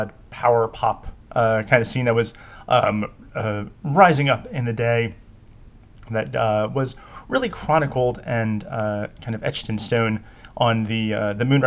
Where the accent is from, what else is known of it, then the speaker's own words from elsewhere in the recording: New Jersey, United States; As a New Jersey resident, pretty much my entire life